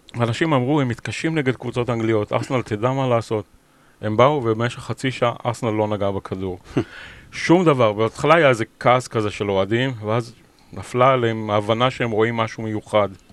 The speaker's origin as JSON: {"language": "Hebrew", "town": "Beersheba", "region": "Southern District", "country": "Israel", "tie": "born or raised there", "also_born_or_lived": "Leicester, United Kingdom", "moved": "as an adult", "lives_now": "London, United Kingdom", "said": "אני יליד באר שבע"}